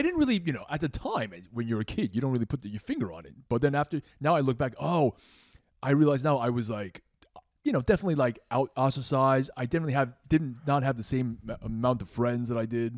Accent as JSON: {"language": "English", "area": "Queens and Long Island", "region": "New York", "country": "United States", "tie": "born or raised there", "said": "I was born in Queens"}